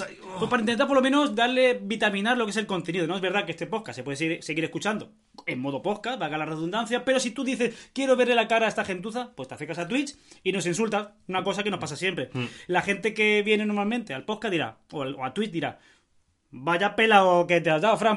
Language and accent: Spanish; Spain; yo soy español